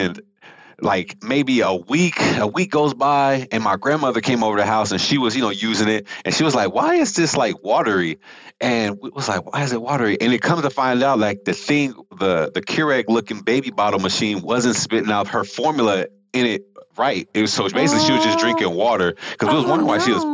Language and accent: English; Rialto, California, United States; also born or lived in Houston, Texas / Utah; I grew up in California. So I lived in Southern California, about 45 minutes east of LA in a place called Rialto, California